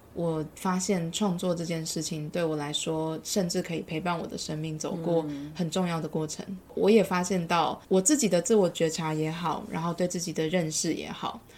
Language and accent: Chinese; Taiwan; moved away as an adult; also born or lived in London, United Kingdom; 包含我自己来自台湾